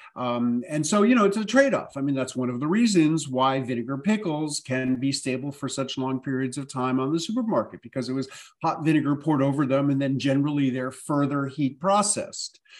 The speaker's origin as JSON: {"language": "English", "town": "New York City", "region": "New York", "country": "United States", "tie": "born or raised there", "said": "I grew up in New York City"}